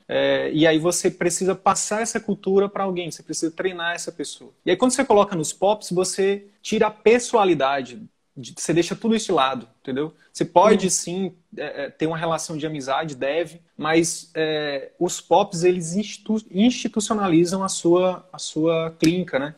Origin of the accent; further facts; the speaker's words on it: Northeast Region, Brazil; eu sou do Nordeste